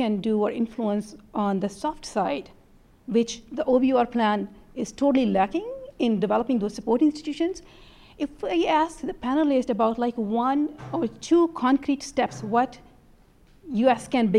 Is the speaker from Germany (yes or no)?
no; Pakistan; moved away; from George Mason University. I'm from Pakistan originally.